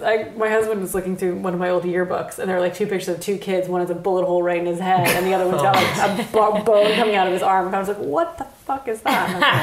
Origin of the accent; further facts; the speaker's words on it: Los Angeles, California, United States; moved away; I grew up in Los Angeles